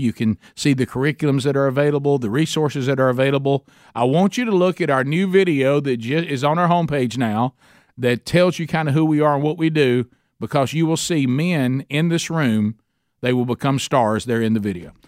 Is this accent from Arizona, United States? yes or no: no; Oxford, Alabama, United States; in Oxford, Alabama, my hometown